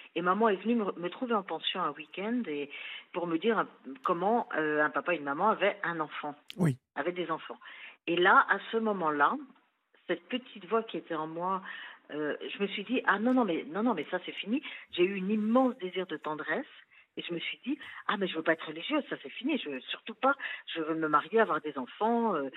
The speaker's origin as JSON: {"language": "French", "town": "Versailles", "region": "Île-de-France", "country": "France", "tie": "born or raised there", "also_born_or_lived": "Chambéry", "said": "je suis née à Chambéry, mais je suis arrivée à Versailles, j'avais six mois"}